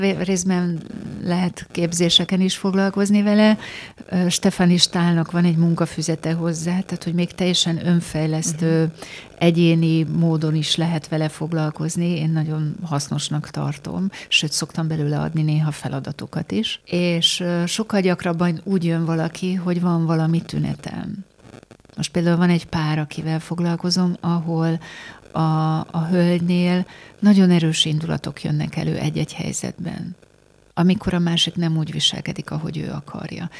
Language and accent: Hungarian; Pécs, Baranya, Hungary; moved away; Én Pécsen születtem, és a mai napig, amikor újra oda megyek, akkor így rám telepednek a, az ott megélt gyermekkori élmények.